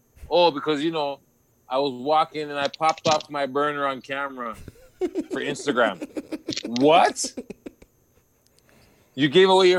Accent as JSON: {"language": "English", "town": "Toronto", "region": "Ontario", "country": "Canada", "said": "We're from Toronto"}